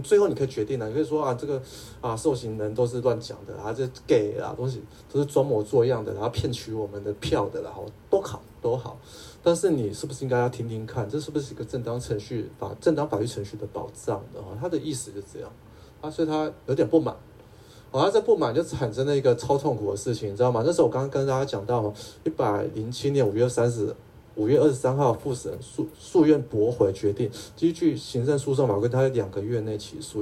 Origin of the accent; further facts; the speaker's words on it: Taipei, Taiwan; 我是台北人哈